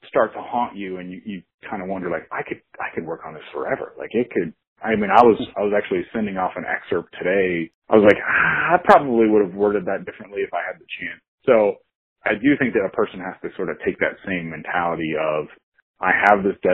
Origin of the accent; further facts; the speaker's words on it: Kansas, United States; I grew up 20 minutes from there. Both my parents went there